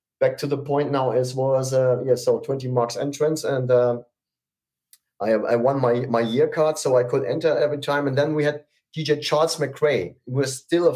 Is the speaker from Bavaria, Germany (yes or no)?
no; Hamburg, Germany; I went with my scooter from from my hometown to into the middle of Hamburg, Hamburg City